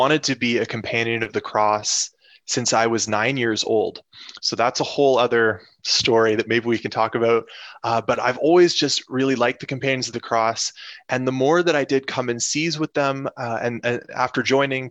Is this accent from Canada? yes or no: yes; Canada; moved away as an adult; now in Detroit, United States; So most of us are Canadian. I'm Canadian